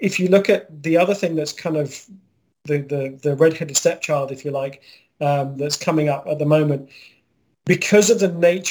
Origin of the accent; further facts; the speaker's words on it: Scotland, United Kingdom; now in Texas, United States; I'm Scottish